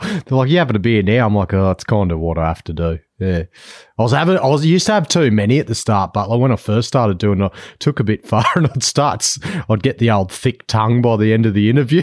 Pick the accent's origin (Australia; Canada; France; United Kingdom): Australia; New South Wales; now in Western Australia, Australia; I'm based in W A, but I'm actually from New South Wales originally